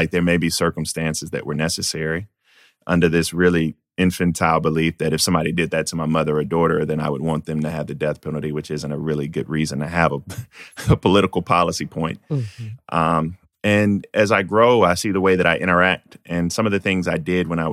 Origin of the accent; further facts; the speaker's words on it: Denmark, South Carolina, United States; I was born in Denmark, South Carolina, where I grew up in a food desert